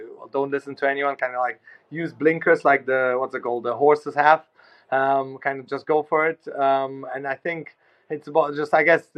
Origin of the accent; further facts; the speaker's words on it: Germany; now in London, United Kingdom; I grew up in Germany